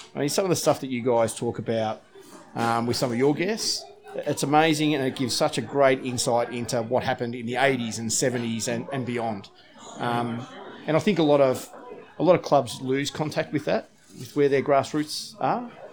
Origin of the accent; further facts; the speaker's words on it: Terang, Victoria, Australia; moved away as an adult; now in Barwon Heads, Australia; I'm originally from Terang. Played, uh, played footy down at Terang